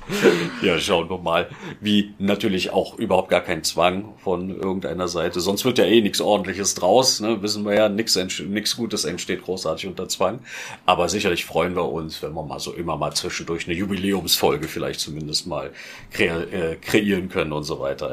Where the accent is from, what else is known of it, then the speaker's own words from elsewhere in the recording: Berlin, Germany; moved away as an adult; now in Filderstadt, Germany; als Berliner